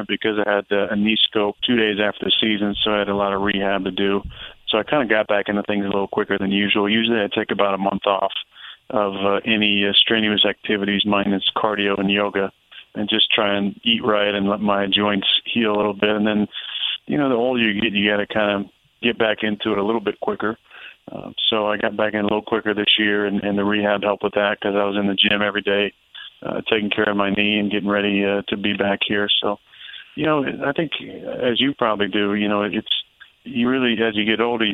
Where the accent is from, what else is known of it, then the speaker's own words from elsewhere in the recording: Northern California, United States; I'm from Northern California as well